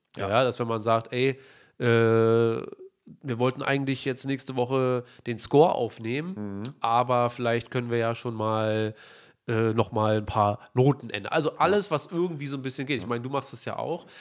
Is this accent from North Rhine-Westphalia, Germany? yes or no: no; Berlin, Germany; wir sind Berliner